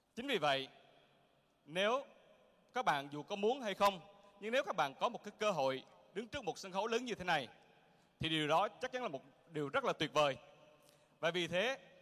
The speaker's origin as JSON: {"language": "Vietnamese", "region": "Quang Ngai", "country": "Vietnam", "tie": "born or raised there", "said": "Tôi sinh ra ở Quảng Ngãi."}